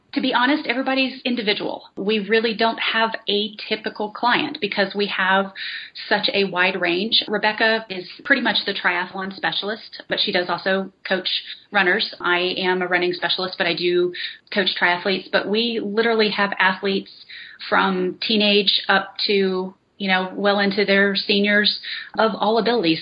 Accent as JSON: {"language": "English", "region": "North Carolina", "country": "United States", "moved": "as an adult", "lives_now": "Las Vegas, United States", "said": "I'm from North Carolina"}